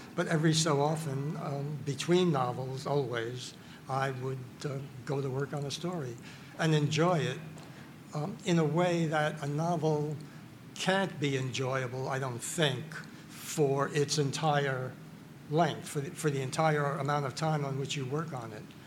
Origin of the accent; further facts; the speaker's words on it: New York City, New York, United States; I grew up in the Bronx